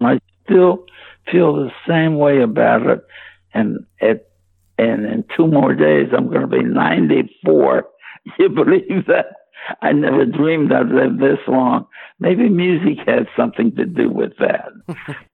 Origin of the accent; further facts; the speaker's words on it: Pittsburgh, Pennsylvania, United States; growing up in Pittsburgh